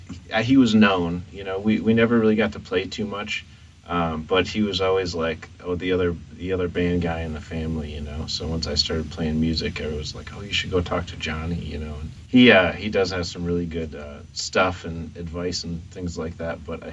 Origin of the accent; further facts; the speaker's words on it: Dubuque, Iowa, United States; also born or lived in Florida; I was actually born in Florida, and then I was raised part of my childhood in Dubuque, but I bounced around a little bit too, so.